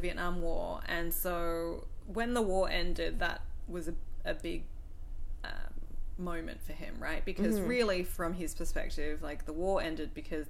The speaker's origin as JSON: {"language": "English", "country": "Australia", "said": "I also get that a lot when people talk to me on the phone, because they hear that I'm an Aussie"}